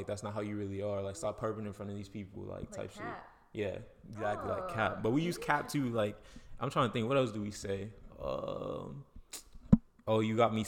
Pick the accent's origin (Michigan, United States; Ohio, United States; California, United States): Ohio, United States; now in Texas, United States; I'm from Ohio. We use, like, Chicago slang